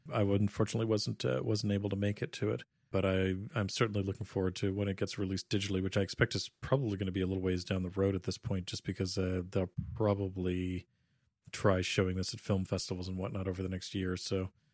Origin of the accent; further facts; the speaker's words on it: Canada; growing up in Canada